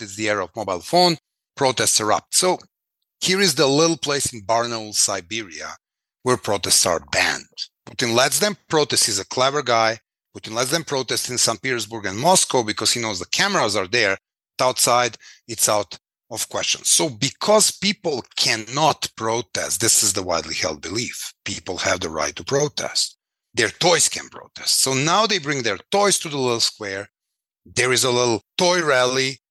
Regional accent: Belgrade, Serbia; I was born in Belgrade, 1973

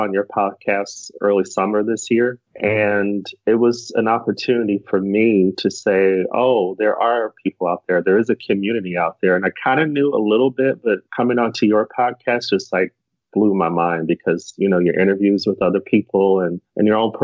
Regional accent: Arizona, United States; moved away as an adult; I'm from the West Coast, from Arizona originally

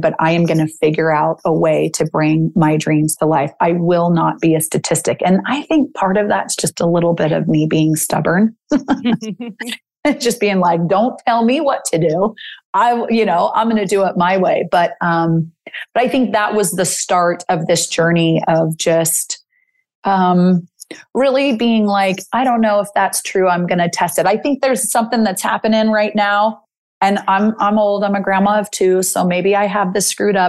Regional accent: Salt Lake City, Utah, United States; I'm from Salt Lake City, Utah.

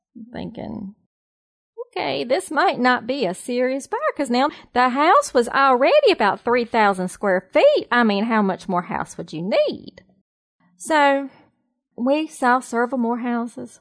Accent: the South, United States; now in North Carolina, United States; I am a Southerner. I am definitely a true Southerner through and through.

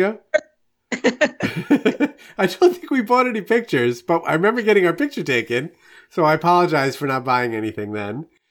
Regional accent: New York, United States; now in Saint Louis, United States; I'm originally from New York and live in Saint Louis now

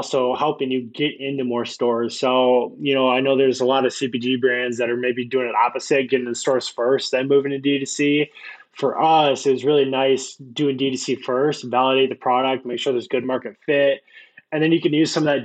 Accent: Iowa, United States; had no stoplights, like very small Iowa town. Grew up there

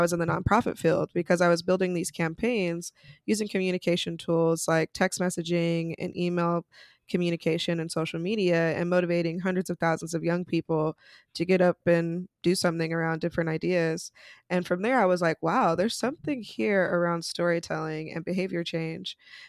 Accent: Utah, United States; moved away as an adult; now in New York City, United States; so I'm originally from Utah, which is definitely a place that you don't really see a lot of Black folks, but there till I was 18. And then I moved to New York City

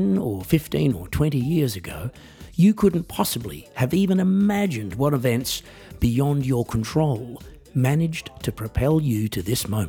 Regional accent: Australia; I am an Australian musician, singer-songwriter, comedian and coffee enthusiast.

